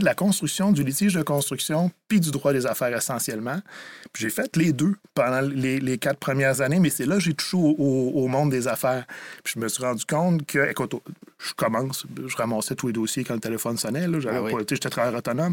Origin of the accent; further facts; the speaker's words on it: Rivière-du-Loup, Quebec, Canada; Je viens de Rivière-du-Loup